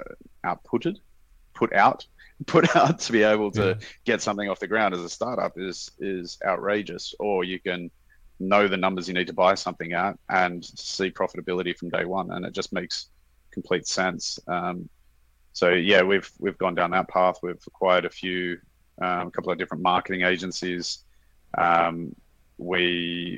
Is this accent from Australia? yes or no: yes; Sydney, New South Wales, Australia; moved away as an adult; also born or lived in Thailand; now in Singapore; We're from Sydney originally, Sydney, Australia